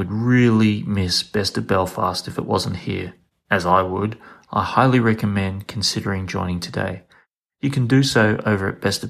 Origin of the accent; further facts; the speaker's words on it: Queensland, Australia; I'm from Queensland